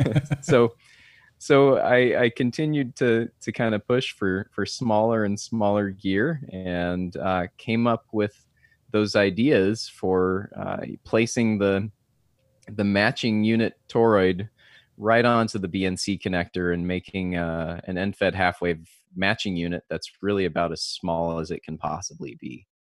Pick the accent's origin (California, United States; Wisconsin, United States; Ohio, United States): California, United States; Southern; now in San Diego, United States; I grew up in Southern California